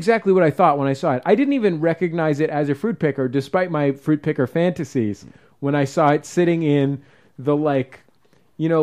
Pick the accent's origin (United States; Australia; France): United States; San Francisco, California; I grew up in the Mission, which is sort of avocado